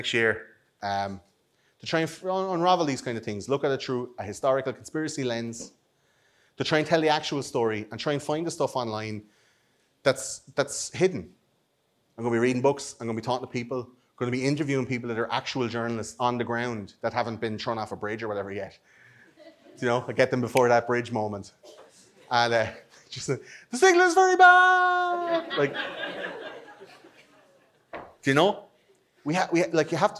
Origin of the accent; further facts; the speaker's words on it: Ireland; We're Irish